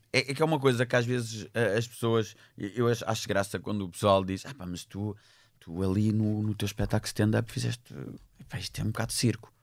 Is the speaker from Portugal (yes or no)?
yes; Portugal; Eu sou português